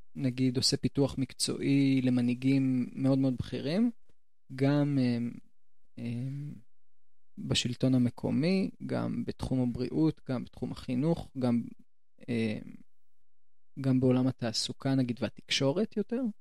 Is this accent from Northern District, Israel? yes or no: no; Jerusalem, Jerusalem District, Israel; מבית הכרם